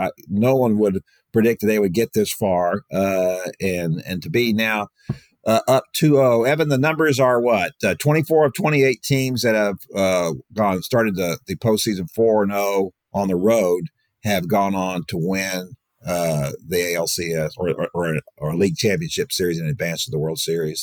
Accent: Houston, Texas, United States; I'm from Houston. My brothers still live there.

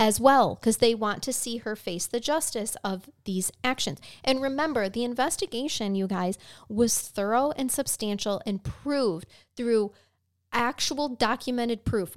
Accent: United States; as an American.

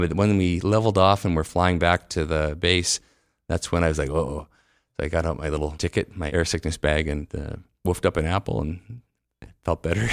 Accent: Winnipeg, Manitoba, Canada; also born or lived in Cold Lake, Alberta / San Francisco; I've lived almost my entire life in Winnipeg with a couple of little breaks.

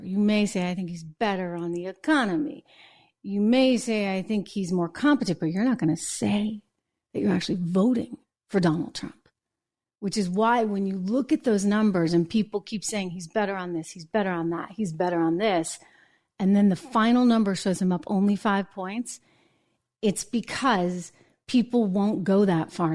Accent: New Hampshire, United States; Grew up in my hometown, by the way, little small town in New Hampshire

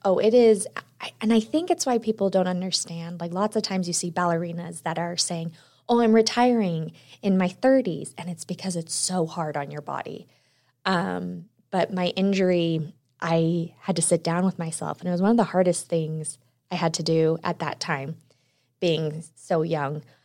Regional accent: Utah, United States; also born or lived in Texas; I was born in Texas, but I moved to Utah when I was around two. And it's funny because I, I'll tell everyone, I grew up here, went to college here

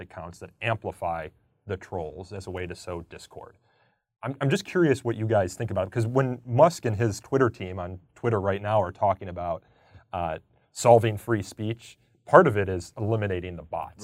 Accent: outside of Chicago, Illinois, United States; I'm from Illinois, outside of Chicago

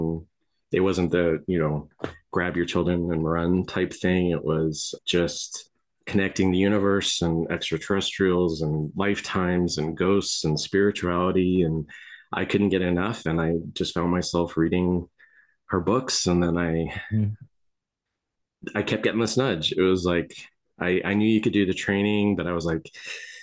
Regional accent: Las Vegas, Nevada, United States; I grew up in Las Vegas around Area 51

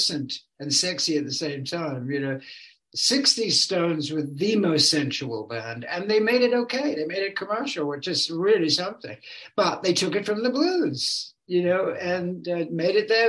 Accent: England, United Kingdom; moved away as an adult; now in California, United States; I've lived here way longer than I ever lived in England. You know, I was a teenager virtually when I came

